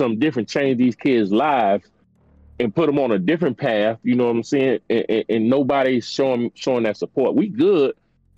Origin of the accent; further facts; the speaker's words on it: Florida, United States; also born or lived in New York; I was born up north, but I was raised down here in Florida from the time I was 5 years old.